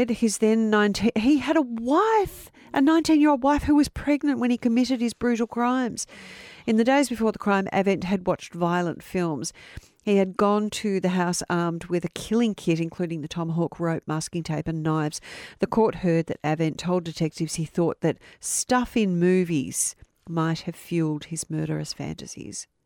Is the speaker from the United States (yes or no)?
no; Melton, Victoria, Australia; as I was growing up in Melton in 1994.